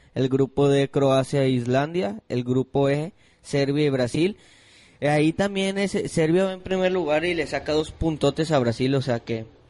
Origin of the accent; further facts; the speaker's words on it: Mexico; yo siendo mexicano